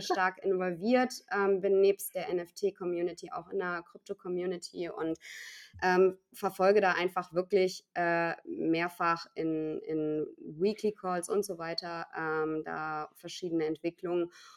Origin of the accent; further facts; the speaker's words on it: Cologne, North Rhine-Westphalia, Germany; moved away as an adult; ich bin zwar gebürtige Kölnerin und ähm, habe meine Stadt immer geliebt äh, aus, aus vollem Herzen, war also auch nie zum Studium oder mal irgendwie für, ein, für einen Job irgendwo anders